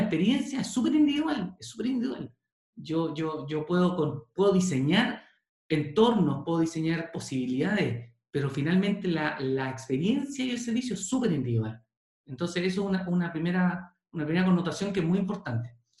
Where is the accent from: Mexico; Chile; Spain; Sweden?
Chile; Yo soy bien poco chileno